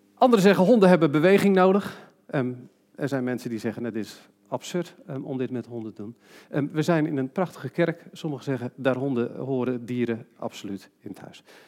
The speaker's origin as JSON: {"language": "Dutch", "country": "Netherlands", "said": "we als Nederlanders"}